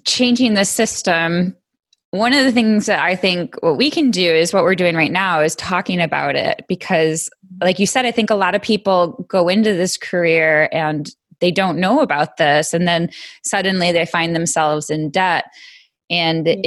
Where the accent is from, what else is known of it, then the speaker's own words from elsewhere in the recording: Western New York, United States; I grew up in Western New York